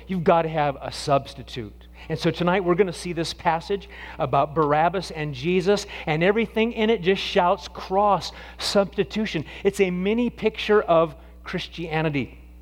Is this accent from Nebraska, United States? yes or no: yes; Nebraska, United States; when I was a kid growing up in Nebraska